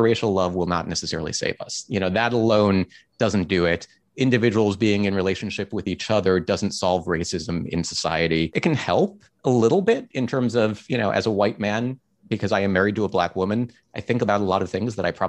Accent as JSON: {"language": "English", "town": "Cleveland", "region": "Ohio", "country": "United States", "tie": "born or raised there", "said": "I grew up in Cleveland, Ohio"}